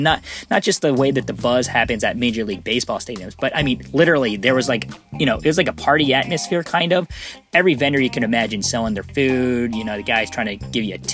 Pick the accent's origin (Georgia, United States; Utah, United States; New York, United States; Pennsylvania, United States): Pennsylvania, United States; Lancaster County, near Philadelphia; also born or lived in South Korea; I grew up just outside of Philadelphia, like an hour in Amish country, Lancaster County, it's called.